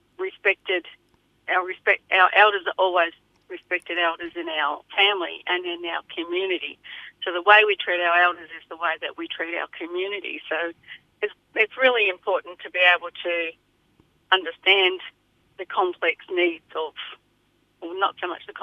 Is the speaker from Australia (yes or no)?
yes; Echuca, Victoria, Australia; also born or lived in Balranald area, New South Wales; I was born in Echuca